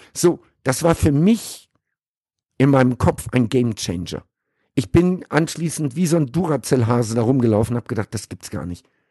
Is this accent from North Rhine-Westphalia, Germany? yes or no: yes; Sauerland, North Rhine-Westphalia, Germany; moved away as an adult; also born or lived in Caribbean; now in Dubai, United Arab Emirates; ich bin im Sauerland groß geworden